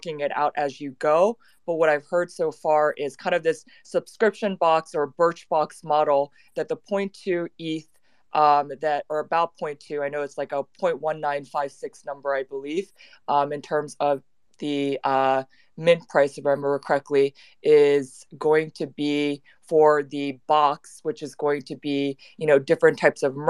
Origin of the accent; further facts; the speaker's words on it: United States; accent: American; I'm unfortunately have an American accent